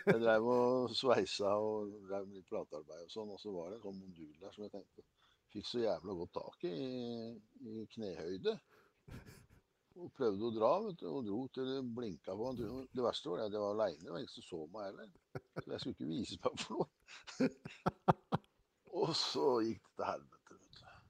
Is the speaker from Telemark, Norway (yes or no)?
yes; Kragerø, Telemark, Norway; moved away; jeg var hjemme i Kragerø. Faren min drev jo gatekjøkken.